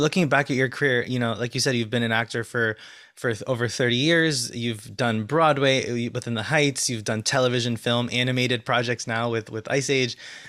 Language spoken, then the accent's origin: English; El Salvador; I'm from El Salvador.